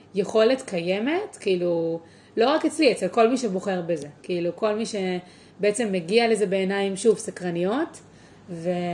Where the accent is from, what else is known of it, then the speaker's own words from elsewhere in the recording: Tel Aviv, Tel Aviv District, Israel; also born or lived in Beersheba / San Diego; נולדתי בורן אנד רייז בתל אביב